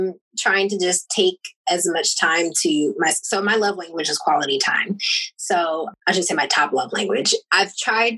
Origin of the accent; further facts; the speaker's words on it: Jamaica; I'm Jamaican